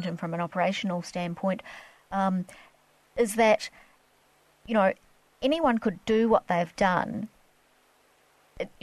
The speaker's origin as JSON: {"language": "English", "region": "Queensland", "country": "Australia", "said": "I'm actually from Queensland and worked for the Sunshine Coast Council"}